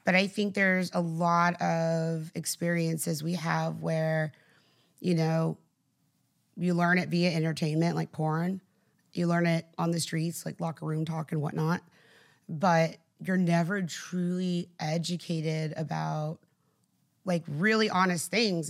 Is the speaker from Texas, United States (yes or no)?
yes; South Texas, United States; I grew up, like, in South Texas.